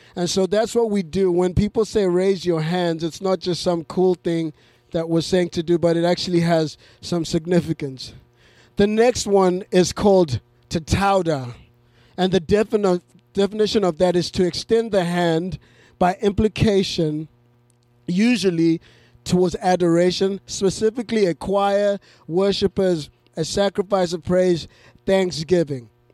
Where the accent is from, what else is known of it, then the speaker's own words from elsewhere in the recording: Zimbabwe; moved away; I grew up in Zimbabwe